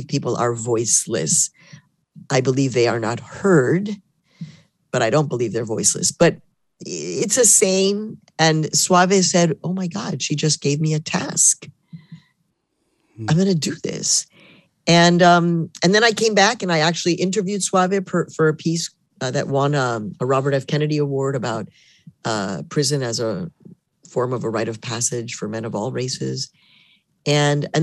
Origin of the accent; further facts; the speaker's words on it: Mexico; also born or lived in Chicago, United States / Harlem, New York, United States; now in New York, United States; I'm born in Mexico, so I am a Mexican immigrant and I did become an American citizen.